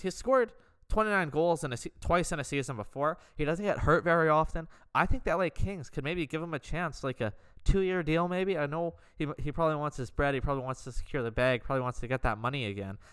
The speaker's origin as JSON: {"language": "English", "country": "Canada", "also_born_or_lived": "just outside Vancouver", "said": "I am Canadian."}